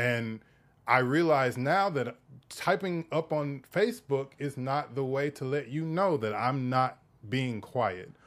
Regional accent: the South, United States; I come from the South.

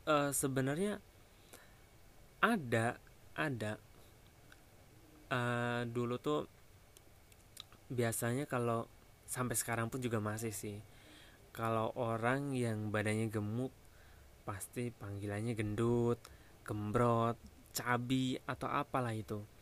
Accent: Wonogiri, Central Java, Indonesia; now in Jakarta, Indonesia; di kampung aku tinggal di Jawa Tengah Wonogiri tapi dulu ya sekarang udah di Jakarta

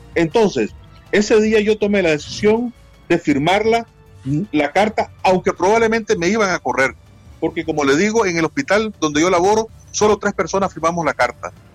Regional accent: Nicaragua; aquí en mi país

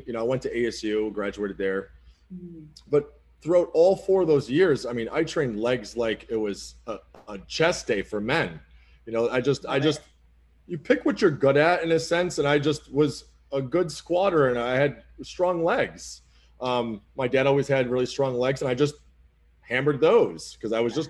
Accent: Oxford, Massachusetts, United States; moved away; I don't really live in the city of Boston, but I'm from a small town called Oxford, Massachusetts

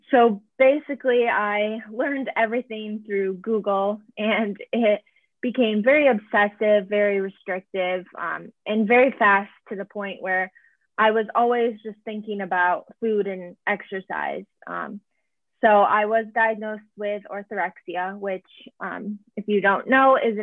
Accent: Syracuse, New York, United States; moved away as an adult; also born or lived in Buffalo, New York; now in Boston, United States; I was born and raised in Syracuse, New York

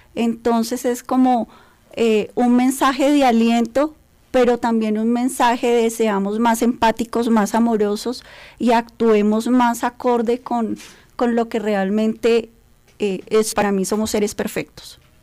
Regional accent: Colombia; como colombianos

